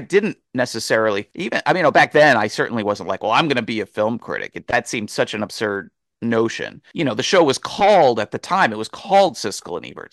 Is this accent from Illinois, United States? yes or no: no; near the setting of Chasing Amy, New Jersey, United States; it was set in basically my hometown